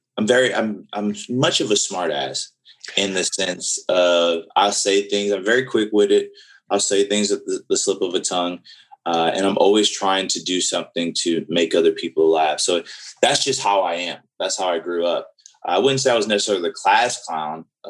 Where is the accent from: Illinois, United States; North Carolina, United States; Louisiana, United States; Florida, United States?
Louisiana, United States; New Orleans; I grew up in New Orleans and I was around a lot of older people in New Orleans